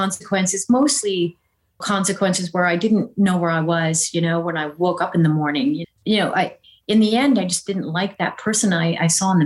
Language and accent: English; Jamestown, North Dakota, United States; also born or lived in Breckenridge, Minnesota / Wahpeton, North Dakota; I really grew up in Jamestown, North Dakota.